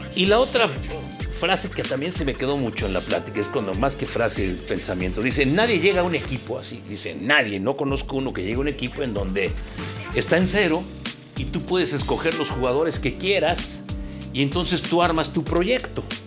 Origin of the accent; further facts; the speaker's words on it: Mexico; soy mexicano